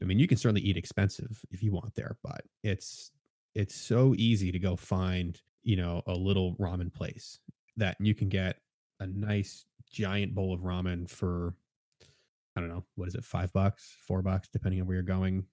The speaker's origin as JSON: {"language": "English", "town": "Philadelphia", "region": "Pennsylvania", "country": "United States", "said": "I'm from Philadelphia"}